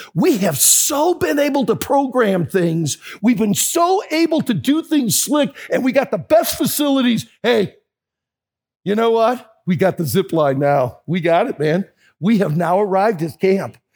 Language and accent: English; United States; I'm from America and I'm a pastor in the United States.